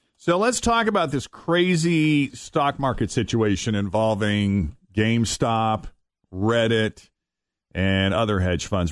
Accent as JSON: {"language": "English", "town": "Boston", "region": "Massachusetts", "country": "United States", "tie": "born or raised there", "said": "I'm growing up in the Boston area"}